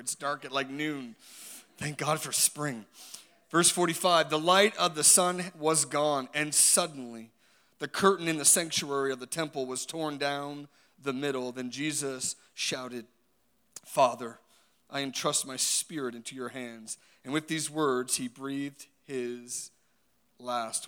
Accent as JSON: {"language": "English", "town": "Halifax", "region": "Nova Scotia", "country": "Canada", "tie": "born or raised there", "said": "I grew up in Halifax"}